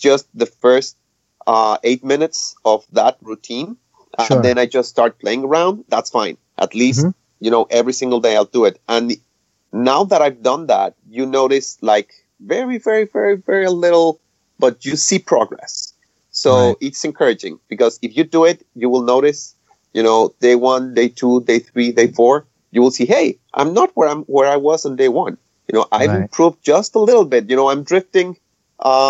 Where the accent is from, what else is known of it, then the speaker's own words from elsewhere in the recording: Mexico; moved away as an adult; also born or lived in Nebraska; now in Wisconsin, United States; I'm originally from Mexico, and I immigrated about, 5 years ago? Okay. I first went to Nebraska, and now I moved to Wisconsin.